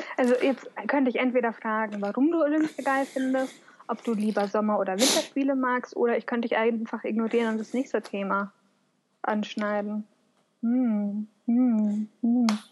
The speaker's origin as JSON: {"language": "German", "town": "Munich", "region": "Bavaria", "country": "Germany", "also_born_or_lived": "Upper Palatinate", "moved": "yes", "said": "ich komme aus München."}